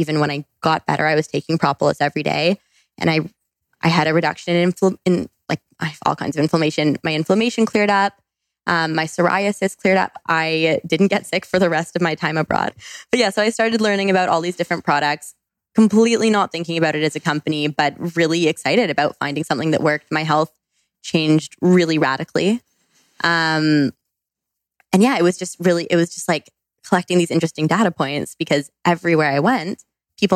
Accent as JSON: {"language": "English", "country": "Canada", "also_born_or_lived": "British Columbia", "said": "I went to school in British Columbia. I'm from Canada."}